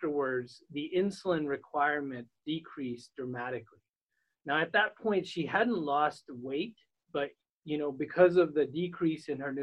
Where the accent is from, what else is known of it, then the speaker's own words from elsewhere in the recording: Southern California, United States; moved away as an adult; now in Rochester, United States; I grew up in Southern California